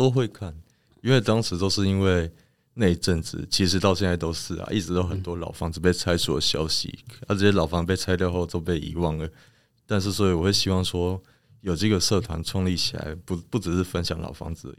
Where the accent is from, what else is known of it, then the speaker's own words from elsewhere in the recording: Kaohsiung, Taiwan; 我我本身是高雄人啊